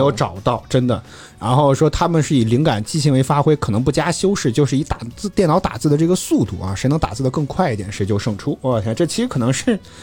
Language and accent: Chinese; Henan, China; now in Beijing, China; 我是河南的